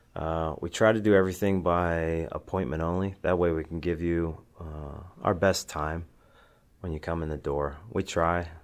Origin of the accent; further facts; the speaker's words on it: Western Pennsylvania, United States; when I was growing up, at the time, uh, in Western Pennsylvania, I was wrestling